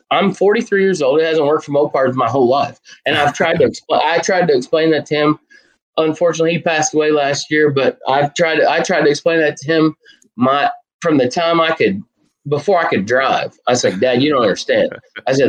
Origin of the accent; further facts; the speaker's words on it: United States; also born or lived in Western Kentucky; I'm from Southern Indiana, Western Kentucky. That area in the middle of the country